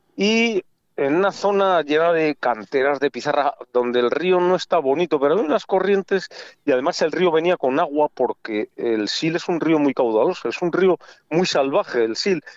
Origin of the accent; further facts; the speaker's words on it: Castile and León, Spain; como español que soy castellano, castellano leonés